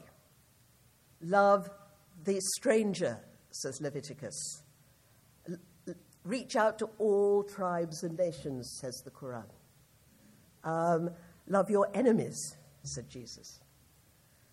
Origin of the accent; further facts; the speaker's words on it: United Kingdom; I speak as a British person